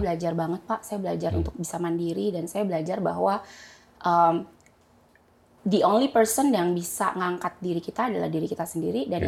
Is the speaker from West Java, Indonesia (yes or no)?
no; Jakarta, Indonesia; saya uh, lahir di Jakarta Pak, ya. gitu. Um, kemudian eh, saya SM, ya saya di Jakarta aja